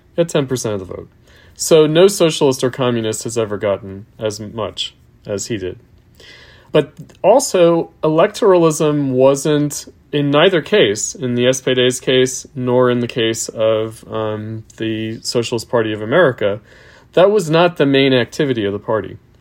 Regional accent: Long Island, New York, United States; I'm from New York, I'm from Long Island

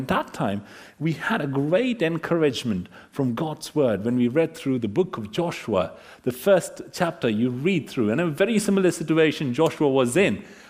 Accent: India; moved away; My wife and I, we came from India.

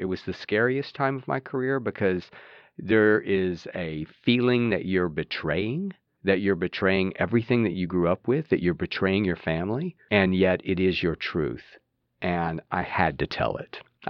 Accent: South Texas, United States; I'm a Texan. I grew up in South Texas. Early childhood was West Texas. The son of a Southern Baptist preacher and a high school drama teacher.

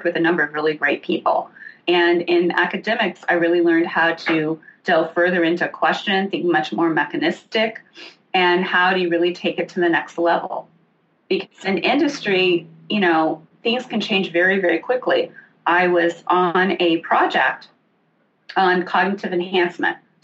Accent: Illinois, United States; I grew up in the Midwest. I actually grew up in Illinois, a small town on a farm

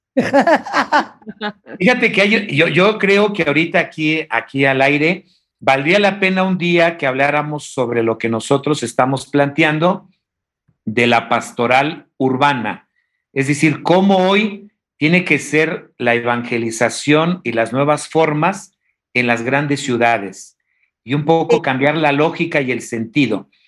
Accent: Oaxaca, Mexico; yo que soy oaxaqueño

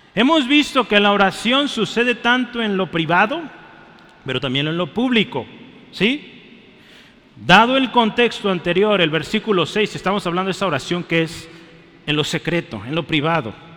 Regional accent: Mexico; Somos mexicanos, yo soy mexicano

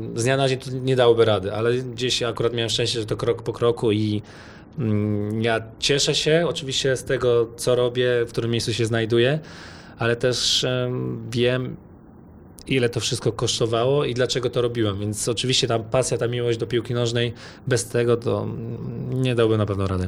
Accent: Poland; moved away; pochodzę z Polski

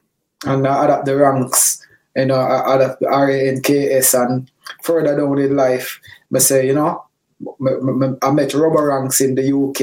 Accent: Kingston, Jamaica; also born or lived in Coleyville, Manchester, Jamaica; I grew up in a whole heap of place in Jamaica. I grew up in Mountain View Avenue

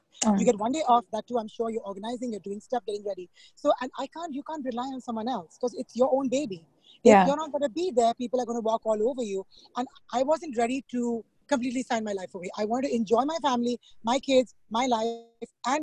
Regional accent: India; moved away as an adult; now in Long Island, United States; I'm from India, so back home in school

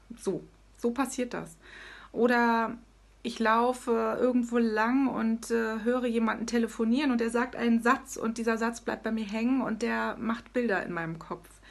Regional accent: Hesse, Germany; moved away as an adult; now in Hanover, Germany; ursprünglich komme ich aus Hessen. Ja, ich bin tatsächlich ein Hesse-Major.

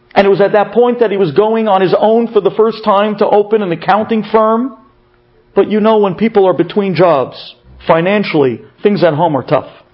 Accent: United States; moved away as an adult; now in Israel; as an American

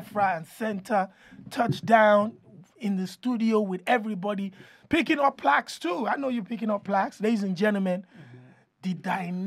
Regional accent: Nigeria; Growing up in Nigeria

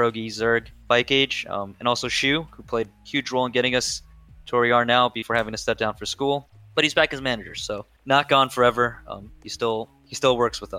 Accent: Washington, District of Columbia, United States; DC since that's my hometown

